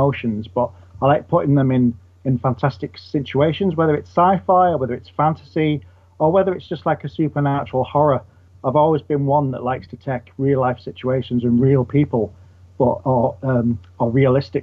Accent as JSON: {"language": "English", "town": "St Helens", "region": "North West England", "country": "United Kingdom", "tie": "born or raised there", "moved": "yes", "lives_now": "Manchester, United Kingdom", "said": "I was born in St. Helens, which is a part of Liverpool."}